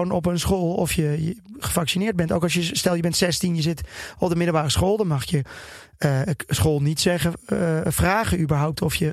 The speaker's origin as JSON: {"language": "Dutch", "area": "Twente", "region": "Overijssel", "country": "Netherlands", "said": "Ik kom uit Twente"}